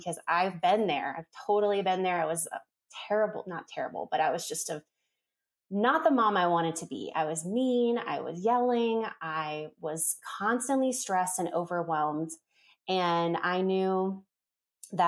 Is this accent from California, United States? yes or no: no; South Florida, United States; moved away as an adult; now in Franklin, North Carolina, United States; I'm actually from South Florida, like the Fort Lauderdale, Miami area. That's where I was born and raised